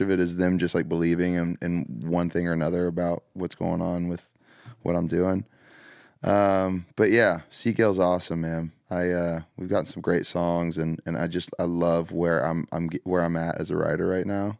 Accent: the South, United States; growing up in the South

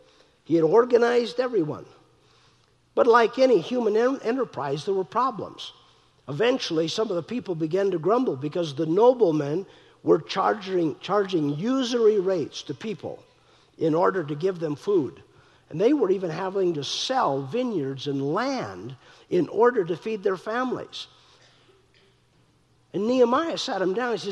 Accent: North Dakota, United States; I'm from North Dakota

